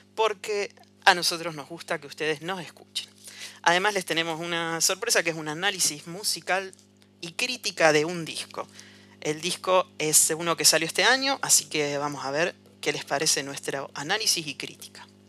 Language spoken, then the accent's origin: Spanish; Rosario, Santa Fe, Argentina; Nosotros somos de Argentina, no sé si lo dijimos, de Rosario